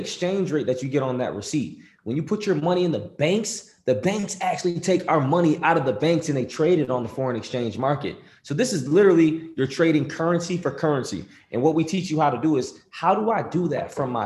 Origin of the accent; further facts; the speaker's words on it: Rochester, New York, United States; I'm from Rochester, New York